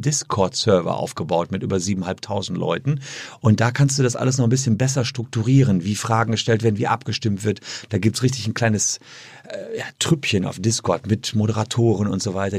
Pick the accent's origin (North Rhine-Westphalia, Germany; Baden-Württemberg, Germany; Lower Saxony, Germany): North Rhine-Westphalia, Germany; Gevelsberg; also born or lived in Cologne; in Gefelsberg, meine Heimatstadt